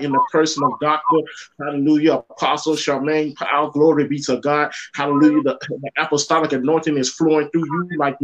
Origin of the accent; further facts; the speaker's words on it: Jamaica; When I grew up in Jamaica